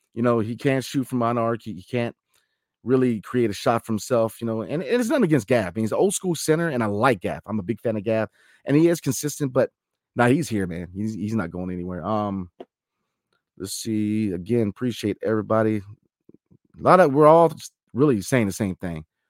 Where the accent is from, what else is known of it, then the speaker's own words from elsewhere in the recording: DC area, Virginia, United States; also born or lived in Washington, D.C. area; I'm from the Commonwealth, Virginia, grew up in D C